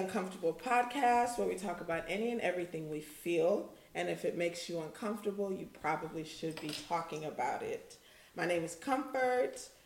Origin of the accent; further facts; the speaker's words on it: Houston, Texas, United States; I'm from Houston. We're from Houston.